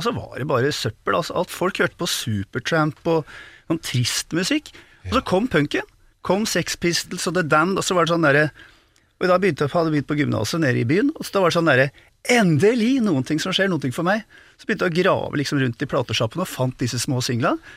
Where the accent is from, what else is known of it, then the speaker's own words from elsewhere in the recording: Oslo, Norway; jeg vokste opp på Disen